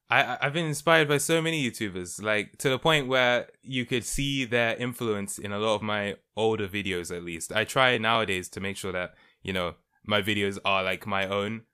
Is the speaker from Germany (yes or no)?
no; London, United Kingdom; I was born and raised in London, United Kingdom.